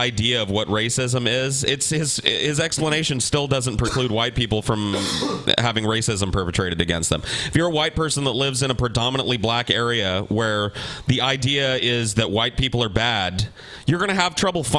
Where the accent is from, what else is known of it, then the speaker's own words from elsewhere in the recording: Madera, California, United States; lived in a city in California that is where white people are a minority. I grew up in Madera, California, and there are less white people than Mexican people in California or in Madera County.